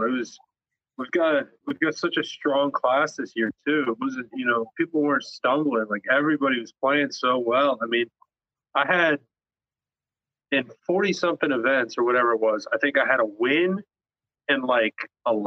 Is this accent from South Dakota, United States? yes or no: no; Charleston, South Carolina, United States; also born or lived in Raleigh, North Carolina; now in St. Simons Island, United States; I was born there. I don't live there